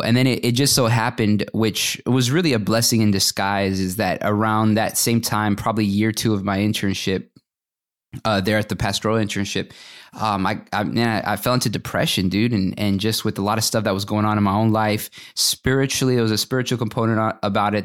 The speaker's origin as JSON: {"language": "English", "town": "Fort Worth", "region": "Texas", "country": "United States", "tie": "born or raised there", "also_born_or_lived": "Atlanta", "moved": "as an adult", "said": "I grew up in the Dallas-Fort Worth area and, uh, graduated from high school from Fort Worth."}